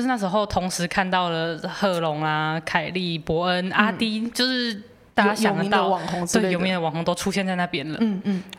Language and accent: Chinese; Taichung, Taiwan; moved away as an adult; now in Taipei, Taiwan; 因为我那时候我台中人，我第一次上来台北念书